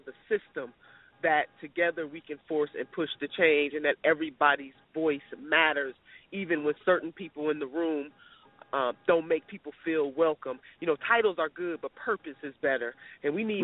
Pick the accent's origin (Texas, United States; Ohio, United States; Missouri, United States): Ohio, United States; Cleveland; I still am from Cleveland, Ohio